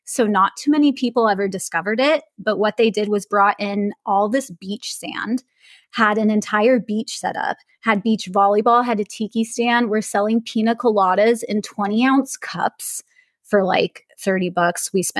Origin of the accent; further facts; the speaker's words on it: Indio, California, United States; moved away as an adult; now in Austin, United States; I grew up in Indio, California, which is where Coachella Fest is held. So I grew up going to Coachella Fest my entire life.